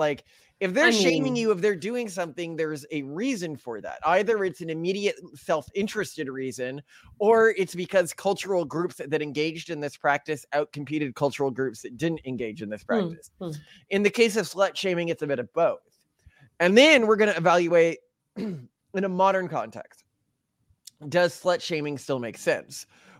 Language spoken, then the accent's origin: English; Texas, United States; so I grew up in Texas, you know, and a long time ago, I'm 36 now.